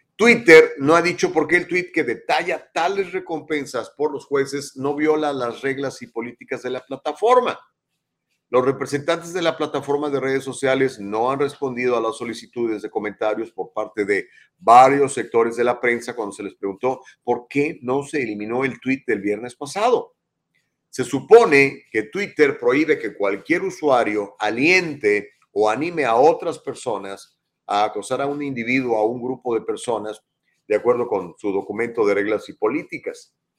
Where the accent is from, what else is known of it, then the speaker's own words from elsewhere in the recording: Ciudad Valles, San Luis Potosí, Mexico; moved away as an adult; now in Los Angeles, United States; yo soy mexicano, nací en México el 23 de septiembre de 1964, en la localidad de Ciudad Valle, San Luis Potosí